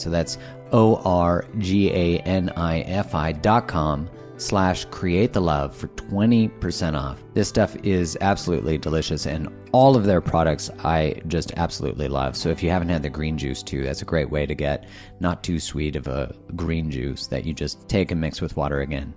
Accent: Canada; I'm from Canada

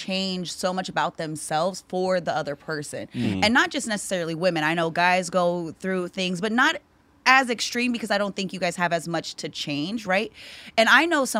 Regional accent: Newman, California, United States; moved away as an adult; also born or lived in Hawaii; now in San Francisco Bay Area, United States; From Hawaii, grew up in Newman, been in the Bay for over 10 years.

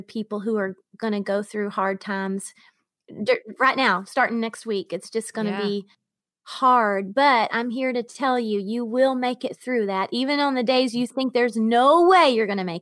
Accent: Georgia, United States; born or raised there; moved away

